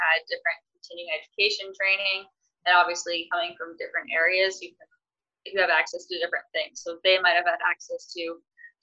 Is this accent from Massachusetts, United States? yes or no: yes; Massachusetts, United States; I'm from Massachusetts originally, so I was glad to have like my family home